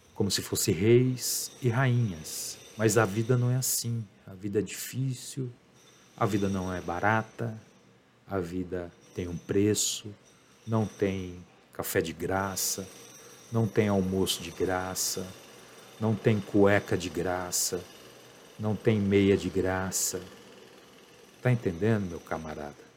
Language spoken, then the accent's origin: Portuguese; Brazil; eu sou brasileiro